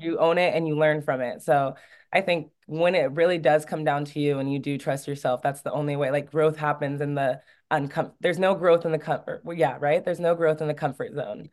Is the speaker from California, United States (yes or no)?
yes; California, United States; moved away as an adult; also born or lived in Oregon / France; my home state